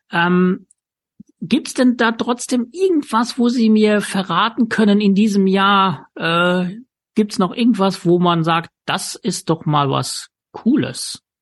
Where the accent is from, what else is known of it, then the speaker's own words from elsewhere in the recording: Luxembourg; ich weiß, dass aus meinem Heimatland Luxemburg äh, Personen anreisen.